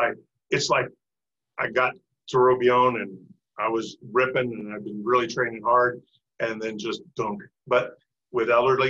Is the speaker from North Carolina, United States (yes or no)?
no; Lawrence, Kansas, United States; I'm from Lawrence, Kansas, home of the Jayhawks.